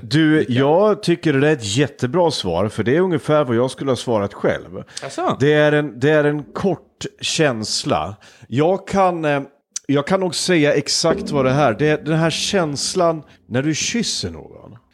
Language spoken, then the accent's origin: Swedish; Hudiksvall, Gävleborg County, Sweden; min hemstad Hudiksvall